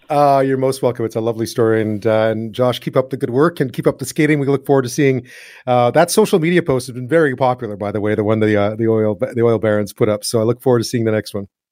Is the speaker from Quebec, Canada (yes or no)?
yes; Montreal, Quebec, Canada; I'm from Montreal.